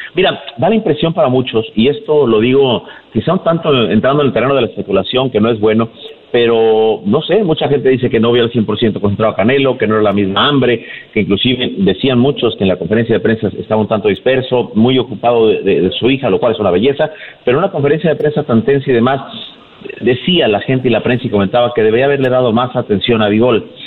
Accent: Mexico; also born or lived in Tijuana, Baja California; parte de lo que sentimos como mexicanos

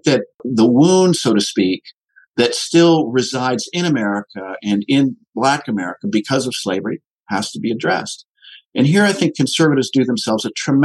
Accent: Ann Arbor, Michigan, United States; also born or lived in Middle East; I grew up in Ann Arbor, Michigan, which was a hotbed of the left

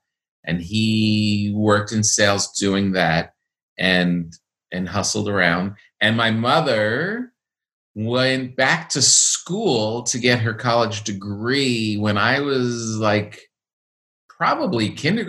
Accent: Park Ridge, New Jersey, United States; also born or lived in Passaic, New Jersey; I grew up in Park Ridge and Woodcliff Lake, which border Montvale.

